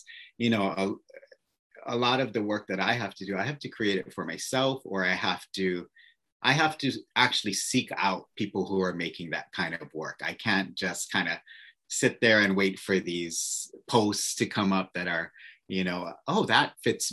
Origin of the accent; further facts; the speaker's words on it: Oahu, Hawaii, United States; moved away as an adult; also born or lived in New York; So I am born and raised on Oahu. And so I'm a local, kind of a local kid